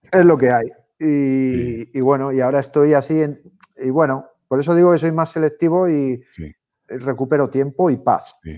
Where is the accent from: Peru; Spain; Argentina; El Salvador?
Spain